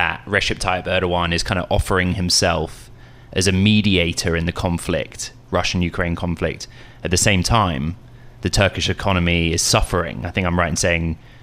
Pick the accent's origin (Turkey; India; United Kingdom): United Kingdom; Welsh, Wales; now in United States; I'm proudly Welsh